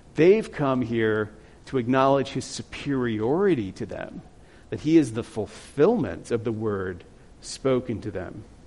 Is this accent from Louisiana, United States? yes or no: yes; Louisiana, United States; moved away as an adult; now in South Dakota, United States; I'm from Louisiana